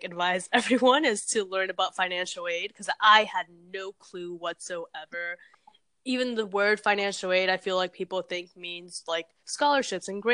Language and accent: English; Orlando, Florida, United States; moved away as an adult; also born or lived in Peru / New Jersey; now in New York, United States; I grew up in Orlando at first and then I went to this very rural place